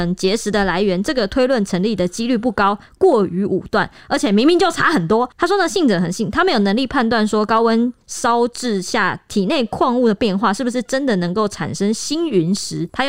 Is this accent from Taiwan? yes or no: yes; Taiwan; 我们台湾人超迷信，就是很信佛教这些就是信仰的东西